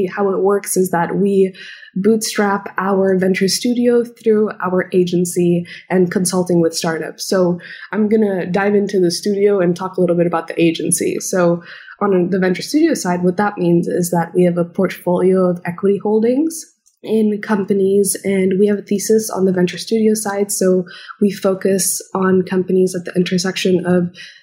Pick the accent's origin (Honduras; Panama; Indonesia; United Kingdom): Indonesia; moved away as an adult; now in Los Angeles, United States; I'm originally from Indonesia. I was born and brought up there, and I'm ethnically Indian